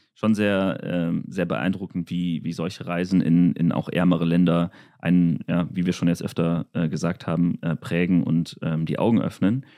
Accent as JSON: {"language": "German", "country": "Germany", "tie": "born or raised there", "said": "dass wenn ich doch schon so viele Möglichkeiten habe in Deutschland"}